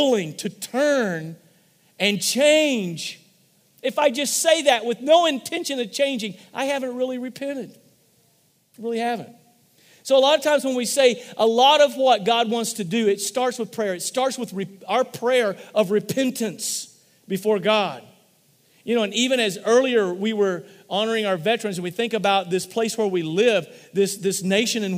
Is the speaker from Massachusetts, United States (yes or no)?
no; Missouri, United States; we're from Missouri